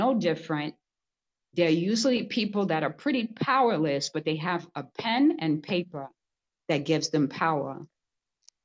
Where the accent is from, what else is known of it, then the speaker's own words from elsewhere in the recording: New York City, New York, United States; moved away as an adult; also born or lived in Pennsylvania / United Kingdom; now in Gambia; I lived in Brooklyn, New York City for many years. I'm from Brooklyn